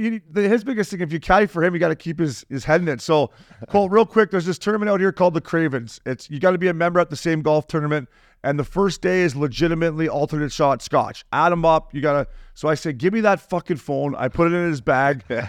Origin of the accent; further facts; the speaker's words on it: Canada; now in United States; We're Canadian